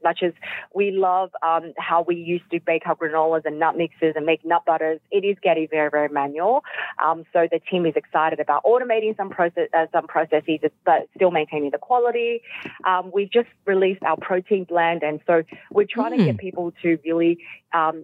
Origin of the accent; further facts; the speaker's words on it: Shanghai, China; moved away; I was born in Shanghai myself.